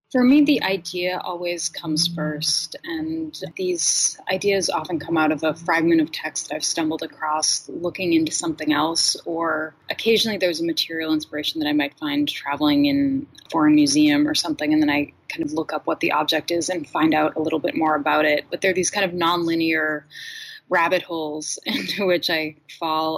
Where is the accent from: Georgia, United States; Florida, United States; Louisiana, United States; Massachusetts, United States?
Massachusetts, United States; Boston; moved away as an adult; also born or lived in Los Angeles; I grew up outside of Boston